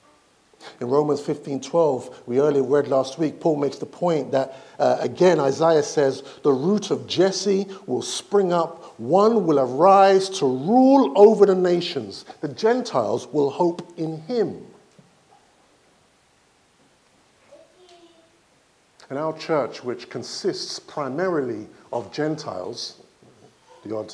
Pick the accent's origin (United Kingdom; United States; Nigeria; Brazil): Nigeria; I'm from Nigeria